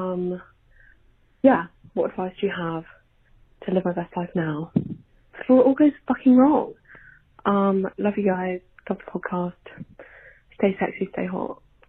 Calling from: United Kingdom; calling from the UK, I think you can tell by my accent, I am a Gen Z queen, I'm 18

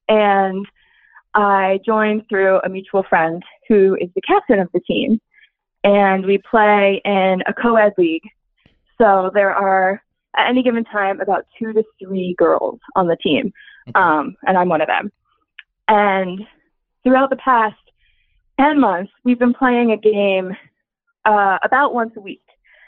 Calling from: Philadelphia, Pennsylvania, United States; I'm calling from Philly.

